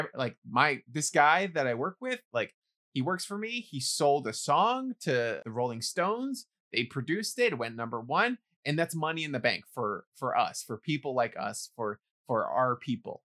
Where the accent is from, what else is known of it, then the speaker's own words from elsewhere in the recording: New York City, New York, United States; someone growing up in the Bronx